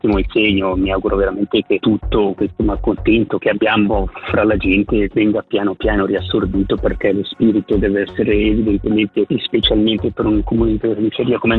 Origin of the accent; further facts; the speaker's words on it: Lavizzara, Ticino, Switzerland; del mio paese dove sono nato e cresciuto